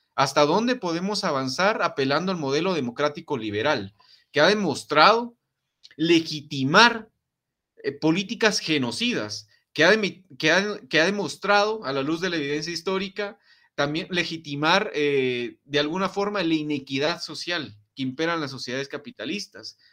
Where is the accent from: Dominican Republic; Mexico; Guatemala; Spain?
Guatemala; En Guatemala pasa mucho el que las mamás nos dicen, "No te metas en babosadas porque te va a pasar algo"